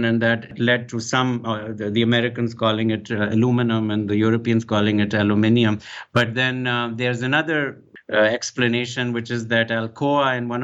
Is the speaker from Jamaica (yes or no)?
no; Pakistan; moved away; I come originally from Pakistan, so I was schooled in the British system, and I grew up calling it aluminium